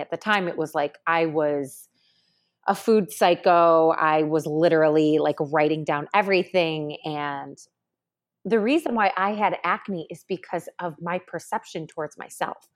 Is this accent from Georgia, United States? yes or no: no; Syracuse, New York, United States; moved away; coming from a small town, I'm from Syracuse